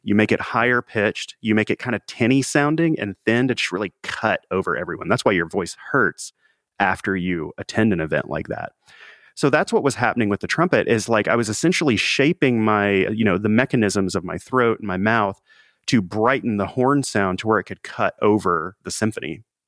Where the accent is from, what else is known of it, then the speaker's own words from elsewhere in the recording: Mississippi Delta, around Memphis, Tennessee, Arkansas side, United States; I grew up in the Mississippi Delta on the Arkansas side, so in and around Memphis, Tennessee.